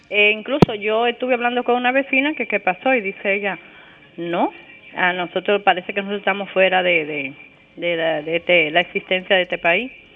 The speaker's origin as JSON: {"language": "Spanish", "town": "Cambita Garabitos", "region": "San Cristóbal", "country": "Dominican Republic", "moved": "yes", "lives_now": "Santiago, Dominican Republic", "said": "yo soy de Cambita, pero tengo, estoy el 98 aquí en Santiago"}